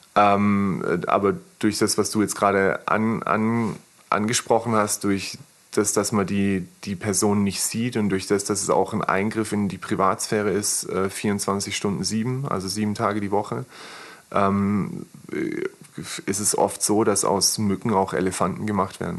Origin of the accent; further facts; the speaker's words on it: Maulbronn, Baden-Württemberg, Germany; also born or lived in Pforzheim; komme übrigens hier aus der Gegend, also ich bin in Maulbronn geboren, bin dann ähm, kurz vorm Abitur bin ich mit meiner Familie nach Pforzheim gezogen